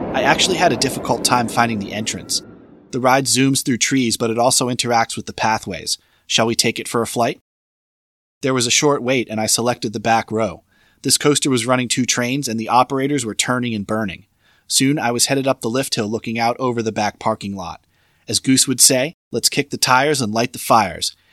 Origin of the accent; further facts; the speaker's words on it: Florida, United States; also born or lived in Boston, Massachusetts; my home state of Florida